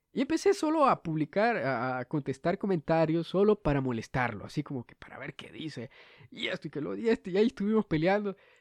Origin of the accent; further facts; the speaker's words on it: Honduras; soy el único hondureño que hace esto